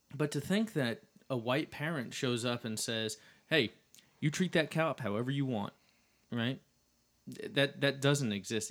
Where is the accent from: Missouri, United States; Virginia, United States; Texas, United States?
Texas, United States; Dallas; I grew up in the city of Dallas